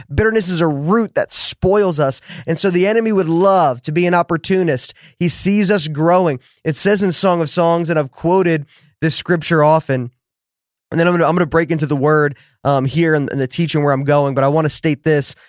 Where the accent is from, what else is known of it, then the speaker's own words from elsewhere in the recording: New Jersey, United States; now in Dallas, United States; I grew up in New Jersey